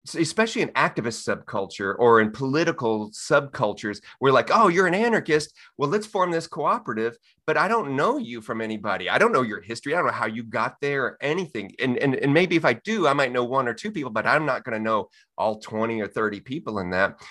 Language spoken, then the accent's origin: English; Texas, United States; I'm born and raised in Texas